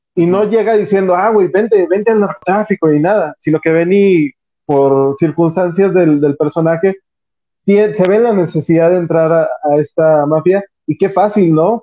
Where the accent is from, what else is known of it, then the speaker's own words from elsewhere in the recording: Mexico; nosotros como mexicanos